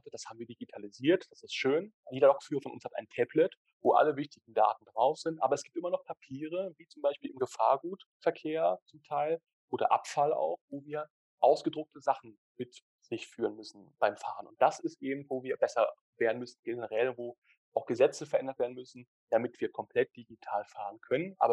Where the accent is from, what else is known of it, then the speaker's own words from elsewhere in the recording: Switzerland; dass wir als Schweizer da auch Vorreiter sind in der Schweiz